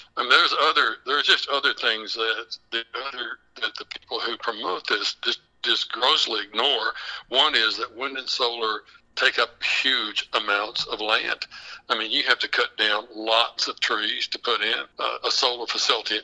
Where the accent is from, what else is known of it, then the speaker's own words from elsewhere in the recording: West Texas, United States; where I'm from, I'm actually from the Permian Basin. I'm from West Texas